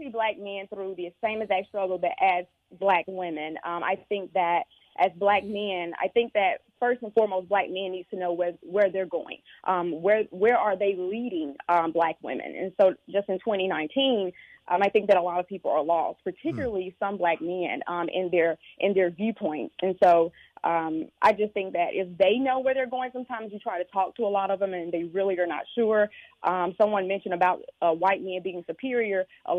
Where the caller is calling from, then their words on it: Raleigh, North Carolina, United States; I'm calling from North Carolina.